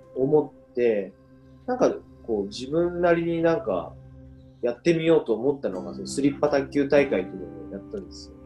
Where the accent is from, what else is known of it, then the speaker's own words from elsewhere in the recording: Saga, Japan; 僕も佐賀というところに生まれて